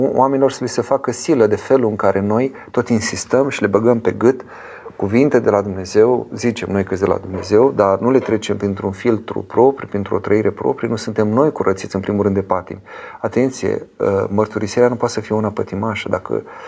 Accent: Romania; eu sunt român și prin aceasta sunt european

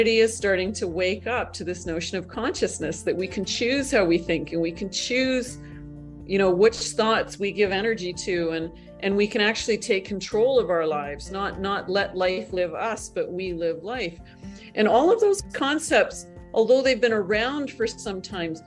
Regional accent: Northern Canada, Canada; I'm not only Canadian, I'm from Northern Canada. You know, I grew up in the Canadian equivalent of the backwoods.

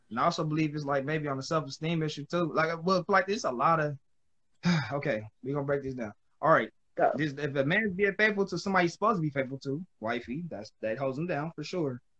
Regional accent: Los Angeles, California, United States; We're at in Cali. Um, South Central.

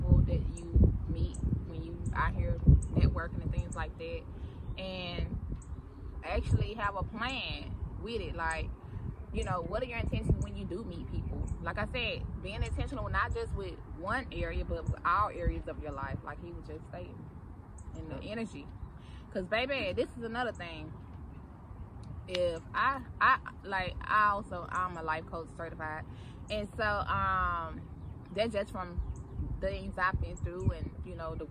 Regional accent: Mississippi, United States; moved away as an adult; now in Atlanta, United States; I'm from Mississippi. I'm born and raised in Mississippi.

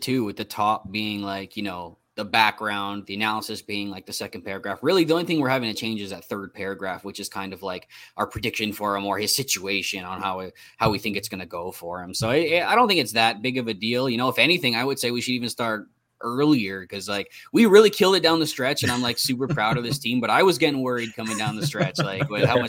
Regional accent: Canada; I'm Canadian, man.

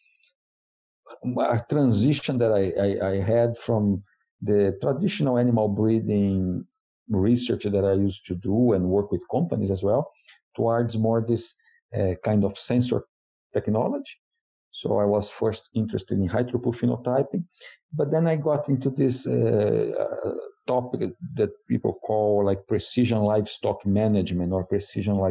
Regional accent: Brazil; moved away as an adult; now in Madison, United States; I'm originally from Brazil

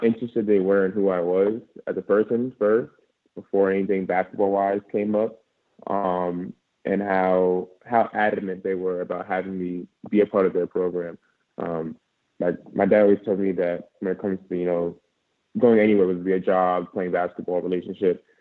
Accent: Long Island, New York, United States; moved away as an adult; I'm actually from Long Island, New York, very close to Queens, actually.

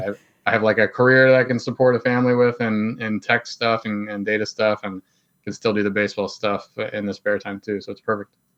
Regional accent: Plum, Pennsylvania, United States; I grew up in Plumborough, P

